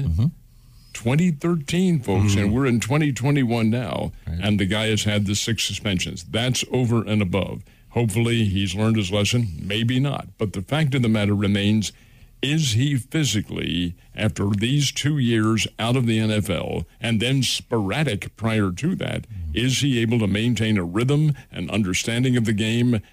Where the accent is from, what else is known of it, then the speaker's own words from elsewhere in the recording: Philadelphia, Pennsylvania, United States; I'm a Philadelphian.